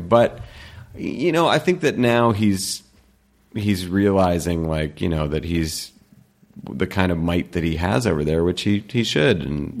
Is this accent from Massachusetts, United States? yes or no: yes; Weston, Massachusetts, United States